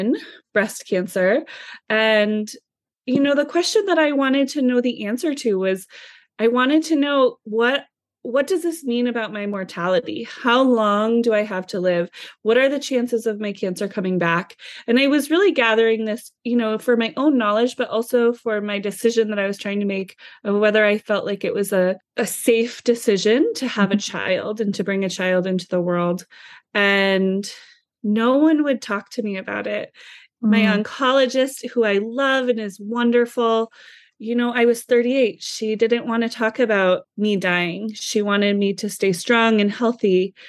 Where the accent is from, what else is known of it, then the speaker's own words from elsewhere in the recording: Midwest, United States; I was raised in the Midwest.